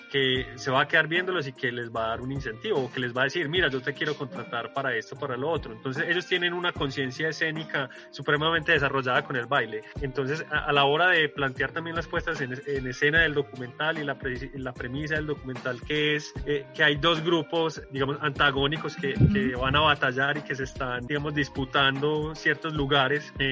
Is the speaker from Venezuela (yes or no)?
yes; Venezuela; es un grito, es una forma de decir acá llegamos, somos venezolanos, estamos representando nuestra cultura venezolana y nuestra cultura hip hop.